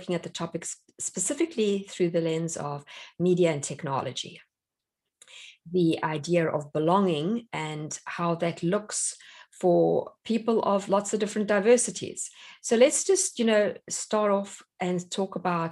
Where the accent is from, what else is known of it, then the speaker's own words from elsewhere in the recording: South Africa; now in United States; I'm South African